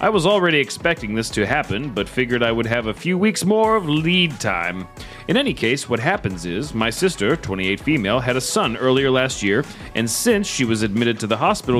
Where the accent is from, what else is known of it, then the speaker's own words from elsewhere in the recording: the South, United States; We are from the South.